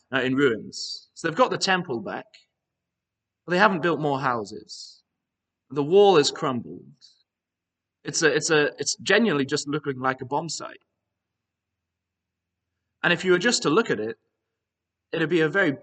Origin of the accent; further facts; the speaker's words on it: Northern Ireland, United Kingdom; now in Aberdeen, United Kingdom; I did a decent bit of my growing up in Northern Ireland.